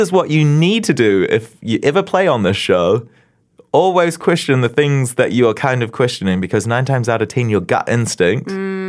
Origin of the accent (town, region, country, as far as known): Tauranga, Bay of Plenty, New Zealand; born or raised there